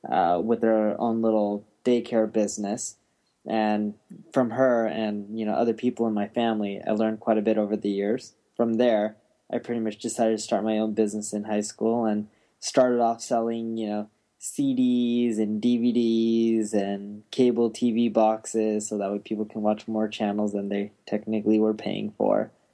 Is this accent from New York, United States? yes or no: no; California, United States; also born or lived in London, United Kingdom; So I was born in London, England. And when I was like around 1 or 2 years old, my parents moved to Orange County, California.